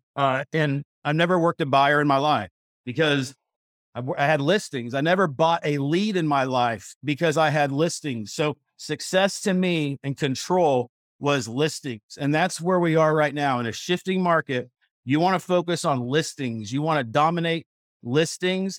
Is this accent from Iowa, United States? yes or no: no; Missouri, United States; moved away as an adult; now in Dallas, United States; I grew up in Missouri, a, as a country boy, I worked on a dairy farm